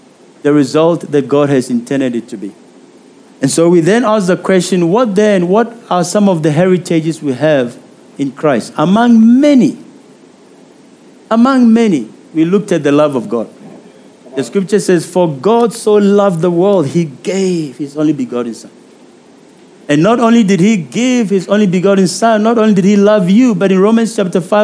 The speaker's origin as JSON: {"language": "English", "country": "South Africa", "said": "I'm a South African"}